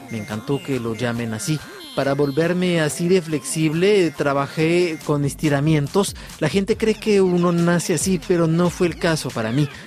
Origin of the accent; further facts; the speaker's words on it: Perros-Guirec, Brittany, France; moved away; Crecí en Perros Guirec en Bretaña